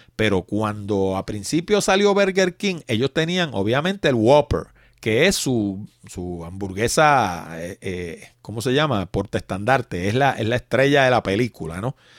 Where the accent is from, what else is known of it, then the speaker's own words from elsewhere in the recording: Puerto Rico; como decimos los puertorriqueños